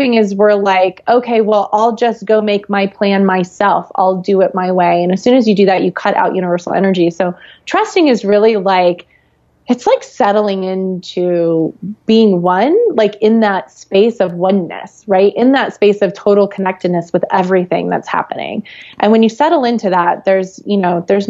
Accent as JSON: {"language": "English", "region": "Florida", "country": "United States", "tie": "born or raised there", "said": "I grew up in Florida"}